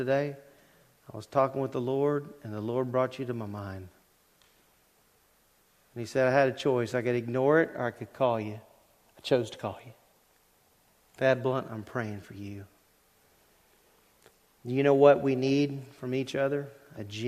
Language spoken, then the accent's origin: English; Louisiana, United States; When I was growing up in Louisiana